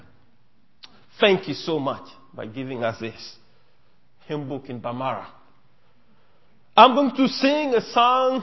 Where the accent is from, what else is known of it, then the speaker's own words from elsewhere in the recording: Mali; first language Mienka; English is a second language; On behalf of Malian people